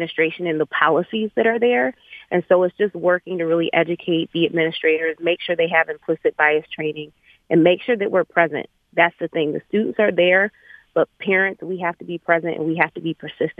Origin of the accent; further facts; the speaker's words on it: Birmingham, Michigan, United States; I've been in the Birmingham Public School District